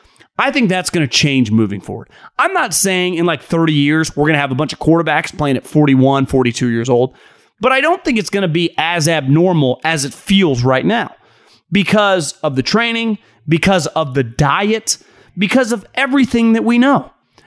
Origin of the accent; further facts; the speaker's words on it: Davis, California, United States; I grew up in Davis, California.